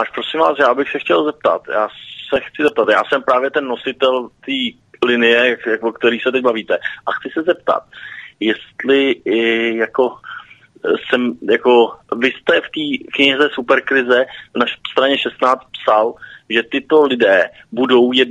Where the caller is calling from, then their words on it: Prague, Czechia; Ano, tak já jsem z Prahy